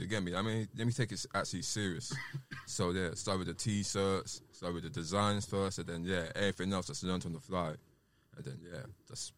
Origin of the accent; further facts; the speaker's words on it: London, United Kingdom; So, I came from Sydenham